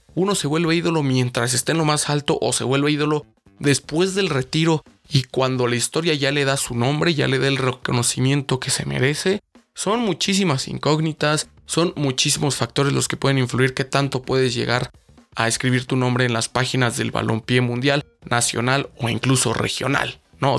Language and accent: Spanish; Mexico; nosotros los mexicanos